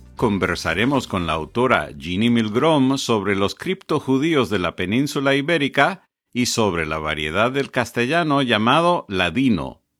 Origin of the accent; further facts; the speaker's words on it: Connecticut, United States; moved away as an adult; now in South Florida, United States; yo soy de Connecticut, pero llevo un par de décadas aquí en el sur de la Florida